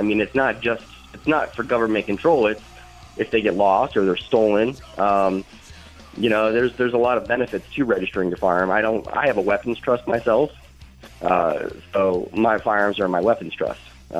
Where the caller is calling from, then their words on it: Akron, Ohio, United States; I'm actually calling from Akron, Ohio.